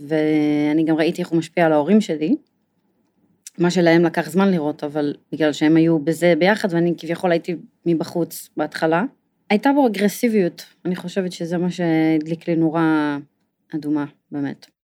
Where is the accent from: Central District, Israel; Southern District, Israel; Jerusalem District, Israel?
Jerusalem District, Israel; Jerusalem; אני נולדתי בירושלים